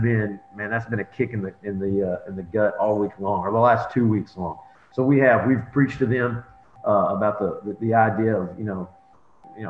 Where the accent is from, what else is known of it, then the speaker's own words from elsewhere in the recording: Belton, Texas, United States; moved away as an adult; now in Hubbard, United States; I'm originally from Belton High School.